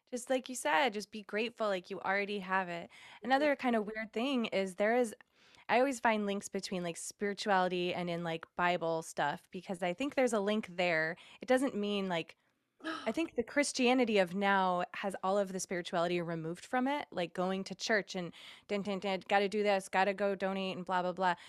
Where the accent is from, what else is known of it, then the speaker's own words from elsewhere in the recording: Massachusetts, United States; moved away as an adult; also born or lived in Indiana; now in California, United States; I moved to Indiana from Massachusetts um, when I was like 21 and then moved to California after that and I'm the only person who doesn't live in New England